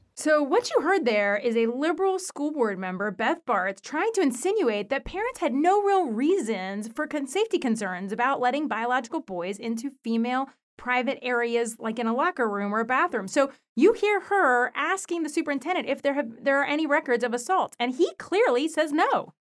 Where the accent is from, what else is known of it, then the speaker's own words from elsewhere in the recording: United States; I was born in the United States